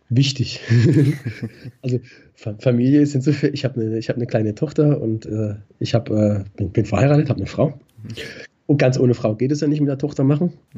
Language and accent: German; Black Forest, near Baden-Baden, Baden-Württemberg, Germany; moved away as an adult; now in Frankfurt, Germany; ich fühle mich eigentlich in meiner alten Heimat äh, nach wie vor äh, am wohlsten und das ist der Schwarzwald. Okay. Problem, Problem ist halt, also in der Nähe von Baden-Baden, ich bin gar genau aufgewachsen